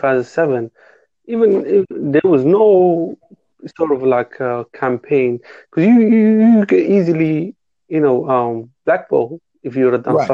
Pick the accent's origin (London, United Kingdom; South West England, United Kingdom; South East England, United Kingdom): London, United Kingdom; I'm from England, London.